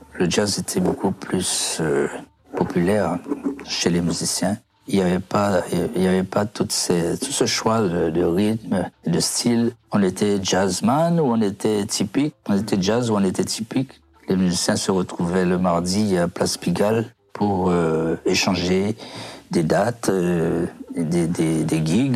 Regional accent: Pointe-à-Pitre, Guadeloupe; moved away as an adult; also born or lived in Montreal, Canada; now in Val-de-Marne, France; je suis venu de Guadeloupe

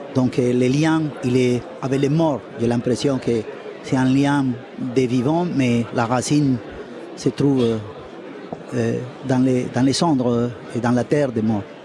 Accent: Colombia; je suis de Colombie

